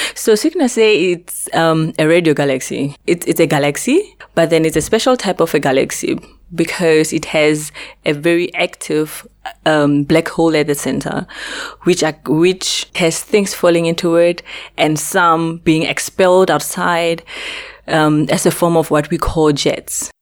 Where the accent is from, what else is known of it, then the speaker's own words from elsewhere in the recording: North West, South Africa; moved away as an adult; also born or lived in Makhanda, South Africa; now in Socorro, United States; I'm originally from Africa. Uh, it's in the Northwest Province